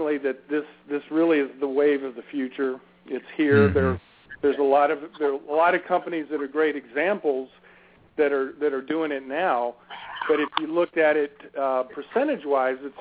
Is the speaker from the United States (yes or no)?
yes; Richmond, Virginia, United States; now in Northern Virginia, United States; I grew up in Richmond, so I'm not exactly from the D.C. area, but close enough. I've been living in Northern Virginia for close to 20 years